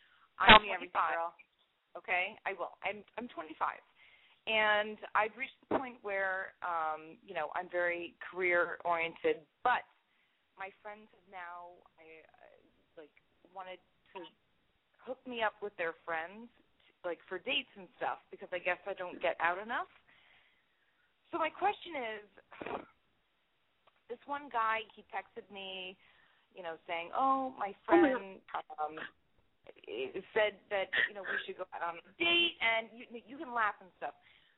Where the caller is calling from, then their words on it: Beverly Hills, California, United States; I'm calling from Beverly Hills.